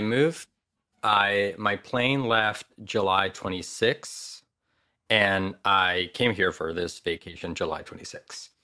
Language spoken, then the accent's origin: English; Madrid, Community of Madrid, Spain; moved away as an adult; now in Los Angeles, United States; I was born and raised in Madrid